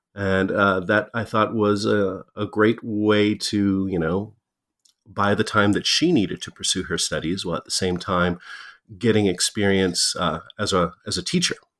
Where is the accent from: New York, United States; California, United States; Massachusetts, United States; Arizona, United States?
Arizona, United States; Tucson; being a, a mixed race kid growing up in Tucson